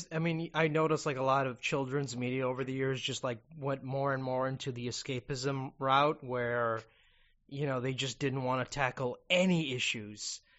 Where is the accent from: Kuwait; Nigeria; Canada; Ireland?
Kuwait